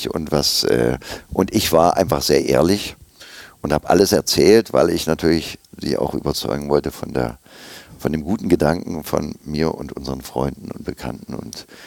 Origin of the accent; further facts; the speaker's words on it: Olvenstedt, Saxony-Anhalt, Germany; Dazwischen hatten meine Eltern eine Gärtnerei und ich bin aufgewachsen in der Gärtnerei beziehungsweise auf dem Friedhof da in Olfenstedt.